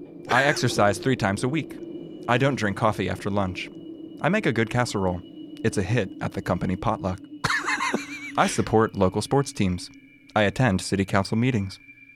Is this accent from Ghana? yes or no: no; Acapulco, Guerrero, Mexico; I am from Acapulco.